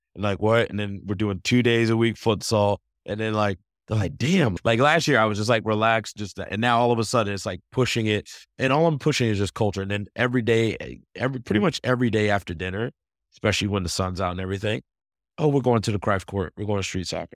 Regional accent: Atlanta, Georgia, United States; I'm from Atlanta

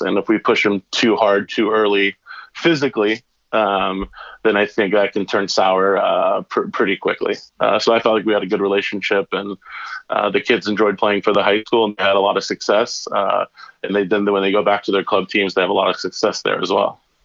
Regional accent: Burlingame, California, United States; born and raised in Burlingame, California, which is about 20 minutes south of San Francisco.

